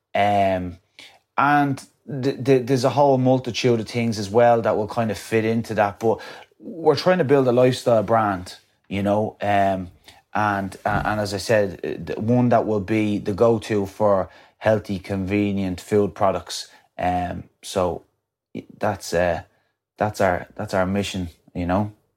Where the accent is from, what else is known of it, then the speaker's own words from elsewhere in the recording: County Wicklow, Ireland; coming from my hometown